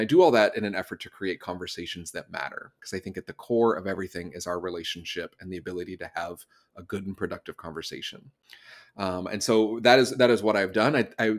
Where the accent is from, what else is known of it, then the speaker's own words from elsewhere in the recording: Southeast, United States; now in Los Angeles, United States; I'm originally from the East Coast, from the Southeast of the United States. I now live in Los Angeles.